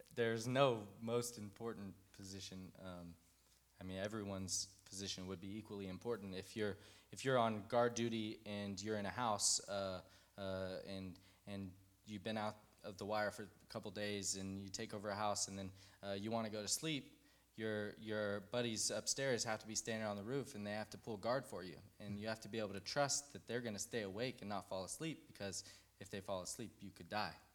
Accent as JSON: {"language": "English", "town": "Fort Worth", "region": "Texas", "country": "United States", "tie": "born or raised there", "also_born_or_lived": "Colorado", "said": "I grew up here in Fort Worth"}